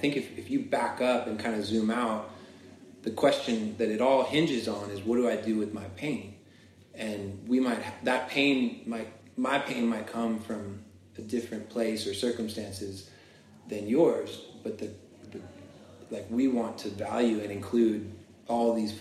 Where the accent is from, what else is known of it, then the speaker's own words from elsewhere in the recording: Florida, United States; I grew up in Florida